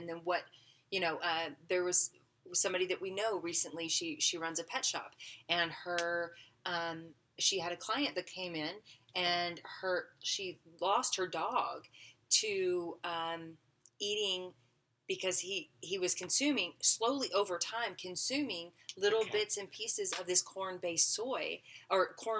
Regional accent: Arkansas, United States; I'm I'm from Arkansas.

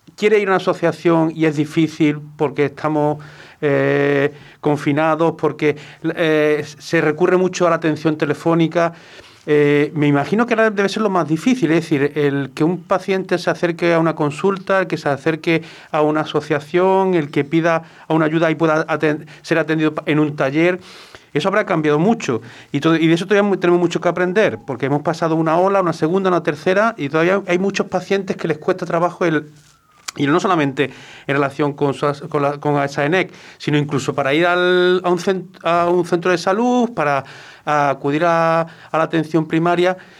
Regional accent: Córdoba, Andalusia, Spain; now in Málaga, Spain; yo soy cordobés

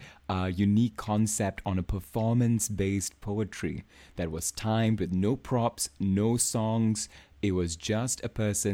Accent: Singapore; I am from Singapore

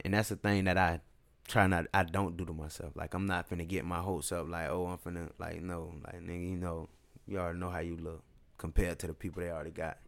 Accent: Tampa, Florida, United States; I was just from West Temple

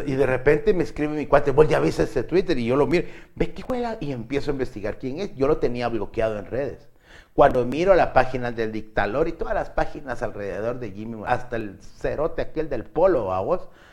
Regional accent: Guatemala; los guatemaltecos

